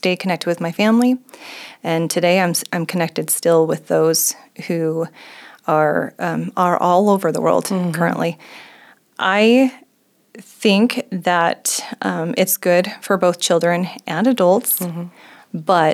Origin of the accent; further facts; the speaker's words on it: Idaho, United States; also born or lived in Japan; I have lived in Idaho most of my life, except for 3 years